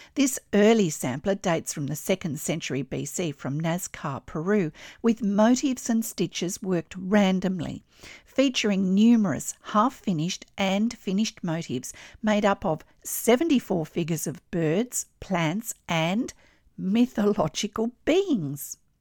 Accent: Australia; I'm an Australian textile artist

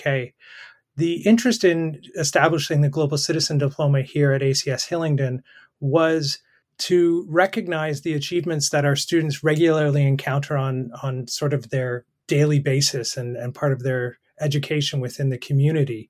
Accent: Canada; moved away as an adult; also born or lived in Brazil / the Bahamas / Colombia; now in United Kingdom; I'm a Canadian

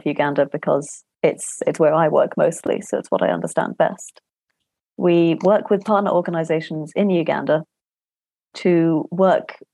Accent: Scotland, United Kingdom; now in Cambridge, United Kingdom; I was born in Scotland.

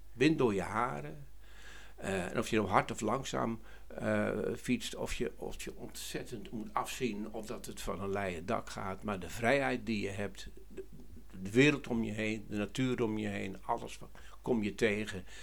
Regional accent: Harderwijk, Gelderland, Netherlands; ik kom uit Harderwijk

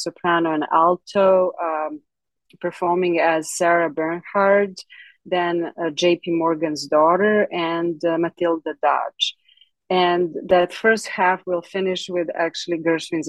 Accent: Belgrade, Serbia; English is a second language; moved away as an adult; now in United States; I was born in Belgrade, Serbia

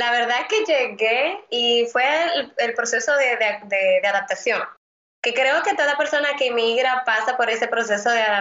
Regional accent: Santo Domingo, Distrito Nacional, Dominican Republic; moved away as an adult; now in Miami, United States; yo nací en República Dominicana, soy de la capital de Santo Domingo y pues estudié de Derecho eh, desde pequeñita, la verdad, siempre quise ser abogada. Y cuando vengo acá a vivir a los Estados Unidos

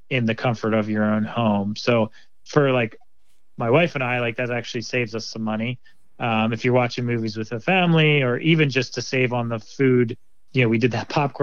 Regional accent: Philadelphia, Pennsylvania, United States; moved away as an adult; now in Seattle, United States; I'm here from Philadelphia, and I've been living out in Seattle area for about 7 years now. I was a suburbs person outside of Philly

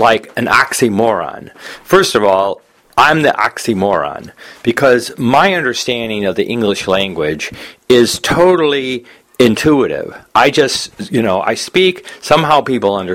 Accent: United States; growing up in America

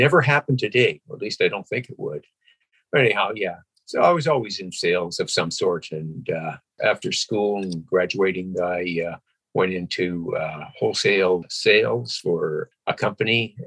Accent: Vancouver Island, BC, British Columbia, Canada; also born or lived in Alberta; I grew up in Alberta, too. I was born in Alberta, and I was there for about 10 years, and then my parents moved over to Vancouver Island, and I grew up there for about another 10 years before I moved to Vancouver

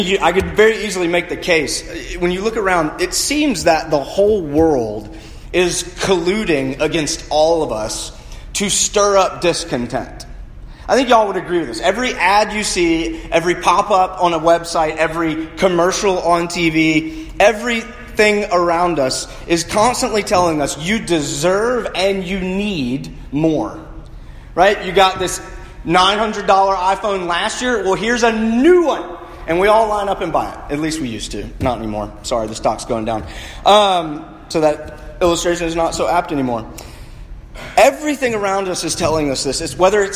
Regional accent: United States; being American

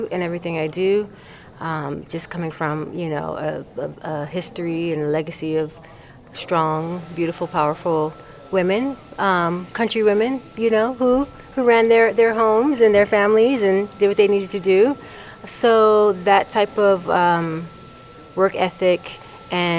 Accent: Maryland, United States; also born or lived in Tulsa, Oklahoma; now in Brooklyn, New York, United States; I grew up in Maryland.

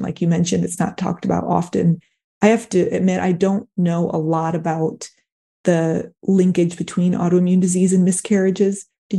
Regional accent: Michigan, United States; If I grew up in Michigan, and I think that, so it was cold, but my mom would go out and walk with her friend. It was a small town

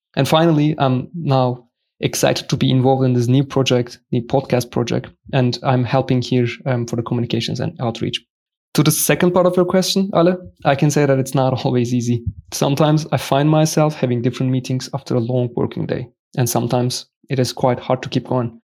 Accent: Turkey; moved away as an adult; now in Karlsruhe, Germany; I'm from Turkey. Did my bachelor's degree there in Turkey

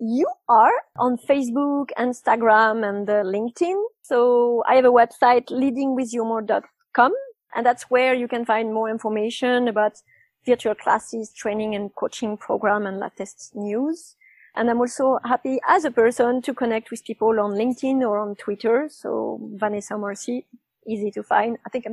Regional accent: Nice, Provence-Alpes-Côte d'Azur, France; English is a second language; also born or lived in London; Yeah, I just moved back to Nice, which is my hometown. And I calculated that I moved in the last 20 years, I moved 20 times. I cheated a bit because I moved something like 10 times in London in 4 years.

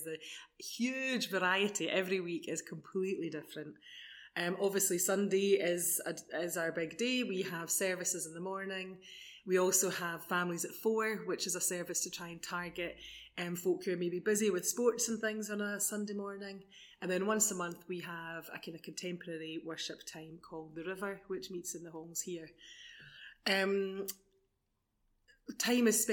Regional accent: Edinburgh, Scotland, United Kingdom; moved away as an adult; now in Bonnyrigg, United Kingdom; So I'm from South Edinburgh. Well, I was living mainly in South Edinburgh and moved to Bonnyrigg just before the lockdown.

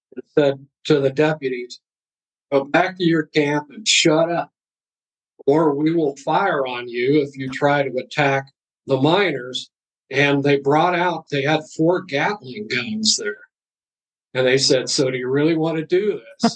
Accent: Ohio, United States; the streets of my hometown in Ohio

